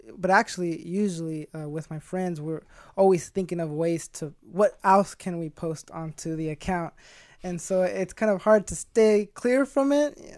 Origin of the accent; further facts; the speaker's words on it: Stockton, California, United States; 24 years old, born and raised in Stockton